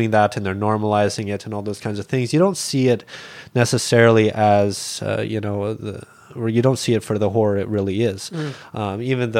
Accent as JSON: {"language": "English", "region": "Alberta", "country": "Canada", "tie": "born or raised there", "said": "like I'd seen animals be slaughtered growing up in Alberta. And, you know, like one memory I have from Alberta is when I was a small kid, we were butchering chickens."}